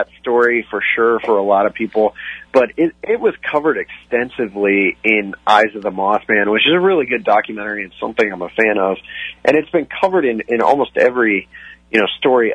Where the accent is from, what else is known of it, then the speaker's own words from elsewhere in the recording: Ohio, United States; I grew up in Ohio, and I grew up in a town that literally sits off of 77.